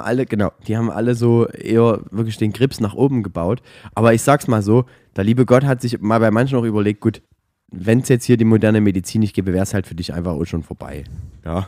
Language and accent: German; Saxony, Germany; bei uns in Sachsen